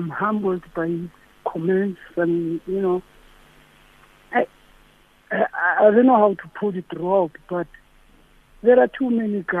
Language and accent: English; Springs, Gauteng, South Africa; The way I grew up, I was born in Tenzin, in Springs.